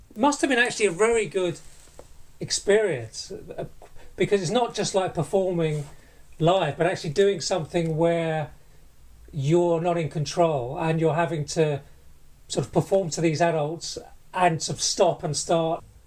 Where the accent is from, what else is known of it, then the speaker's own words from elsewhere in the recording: Barking, London, United Kingdom; I went to primary and secondary school with Shelley in Barking, where we both grew up